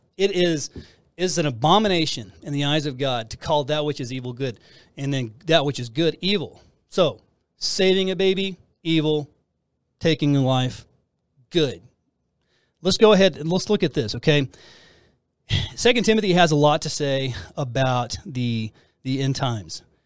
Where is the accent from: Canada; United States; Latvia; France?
United States; Texas; I'm from Texas